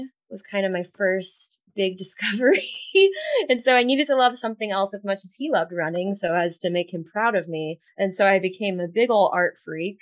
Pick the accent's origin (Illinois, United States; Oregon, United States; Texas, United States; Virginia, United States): Texas, United States; Houston; moved away; also born or lived in San Juan, Puerto Rico; I am from Houston, Texas. and kind of spent my time between Houston and then San